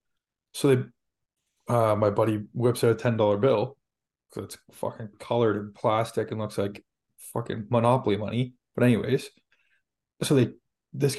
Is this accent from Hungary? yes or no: no; Canada; we're from Canada